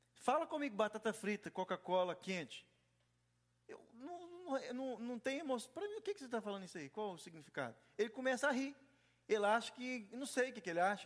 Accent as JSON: {"language": "Portuguese", "country": "Brazil", "moved": "yes"}